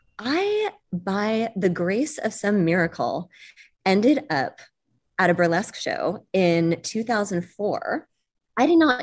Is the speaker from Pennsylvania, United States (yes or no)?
no; Los Angeles, California, United States; also born or lived in Detroit; No, I moved a ton. I was born in Detroit and I was raised in Los Angeles.